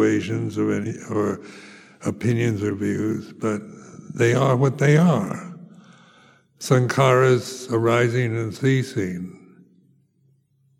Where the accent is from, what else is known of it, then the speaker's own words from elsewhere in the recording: United States; moved away as an adult; I come from America